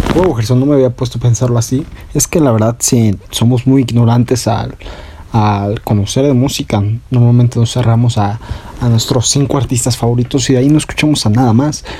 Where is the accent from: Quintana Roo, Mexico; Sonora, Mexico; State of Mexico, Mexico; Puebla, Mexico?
Sonora, Mexico; soy de Sonora